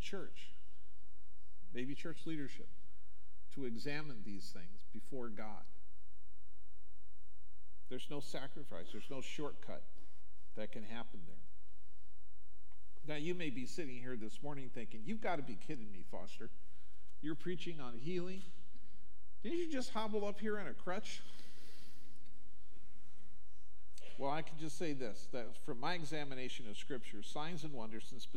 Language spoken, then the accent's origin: English; Omaha, Nebraska, United States; When I grew up in Omaha